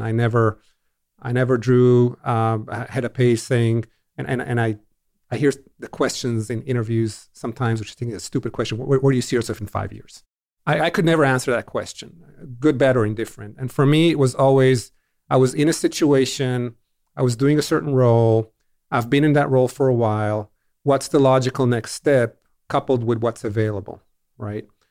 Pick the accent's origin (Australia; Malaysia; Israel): Israel; growing up in Israel in the seventies